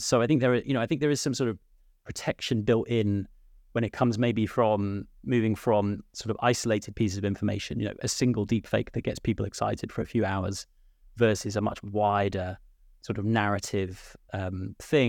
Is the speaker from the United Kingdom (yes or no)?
yes; United Kingdom; now in Ireland; I'm sat here in, in, uh, Ireland, but from my accent, uh, I'm from the U K